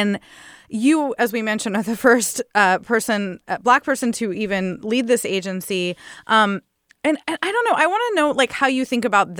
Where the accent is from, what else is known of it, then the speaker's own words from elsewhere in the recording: California, United States; especially I grew up in Southern California. I mean, L.A. was not an awesome place.